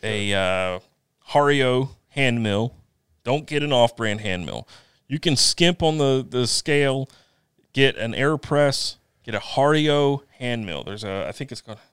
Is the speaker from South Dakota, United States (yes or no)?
no; Eastern North Carolina, United States; I'm from Eastern North Carolina, Eastern-ish. I'm from the, the middle of the state, sort of.